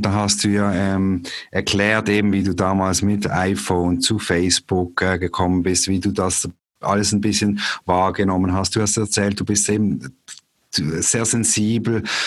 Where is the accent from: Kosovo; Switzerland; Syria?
Switzerland; Basel, Basel-Stadt; moved away as an adult; also born or lived in Zürich / St. Gallen; komme aber ursprünglich aus Basel